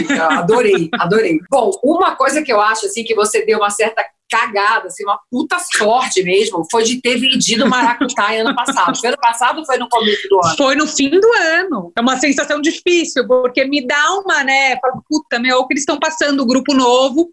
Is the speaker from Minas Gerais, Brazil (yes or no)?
no; Ilhabela, São Paulo, Brazil; moved away as an adult; now in São Paulo, Brazil; nasci em São Paulo, mas morei a vida inteira na Ilha Bela